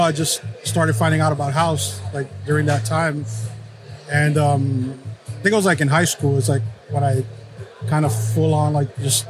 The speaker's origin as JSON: {"language": "English", "town": "Hialeah", "region": "Florida", "country": "United States", "tie": "born or raised there", "also_born_or_lived": "New Jersey / Colombia (family)", "said": "I was born in New Jersey. I came to Florida. I did kindergarten here."}